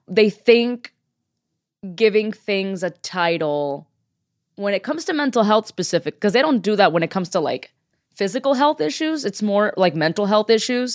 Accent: Miami, Florida, United States; moved away as an adult; now in Los Angeles, United States; I am a Cuban American comedian from Miami

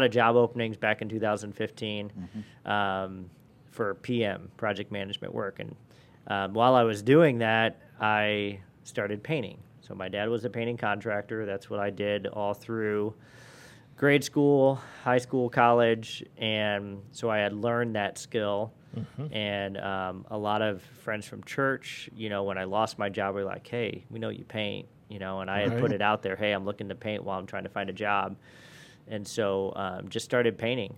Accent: South Bend, Indiana, United States; also born or lived in Argos, Indiana / Chesterton, Indiana; I was born and raised in the South Bend area. In fourth grade, my parents moved down to Argus, which is about 30 minutes south of South Bend.

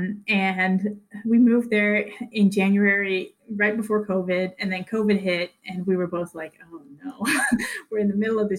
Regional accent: Netherlands; moved away; I was born and raised in the Netherlands

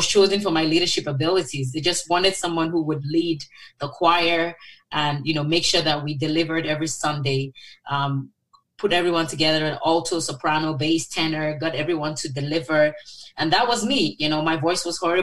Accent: Lagos, Nigeria; moved away; also born or lived in Oxford / Michigan; I grew up in Lagos, Nigeria. I was born there, actually, and raised there with three siblings.

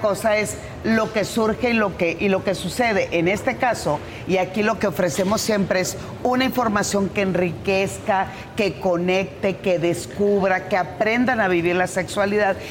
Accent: Culiacán, Sinaloa, Mexico; moved away; mi tierra en Culiacán

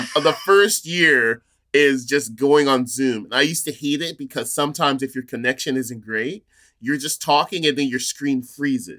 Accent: near Fresno, California, United States; moved away as an adult; now in Portland, United States; Growing up near Fresno, I lived in, grew up in a small town called Chocula

